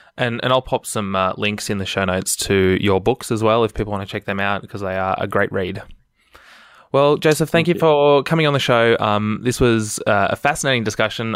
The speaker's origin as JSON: {"language": "English", "town": "Melbourne", "region": "Victoria", "country": "Australia", "tie": "born or raised there", "said": "my hometown, Melbourne, Australia."}